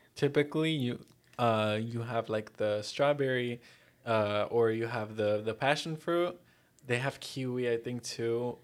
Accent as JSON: {"language": "English", "town": "Miami", "region": "Florida", "country": "United States", "tie": "born or raised there", "also_born_or_lived": "New Jersey", "said": "I was born in Jersey to Colombian parents. Uh, and then when I was four years old, I moved here to Miami"}